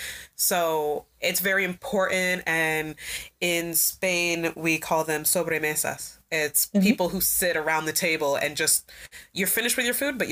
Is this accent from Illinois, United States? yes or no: yes; Oak Park, Illinois, United States; also born or lived in Chicago, Illinois; I'm from Oak Park. I was born out south in Chicago.